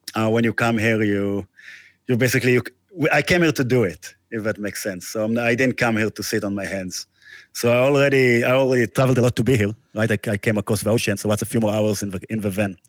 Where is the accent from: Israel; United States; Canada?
Israel; moved away; I'm from Israel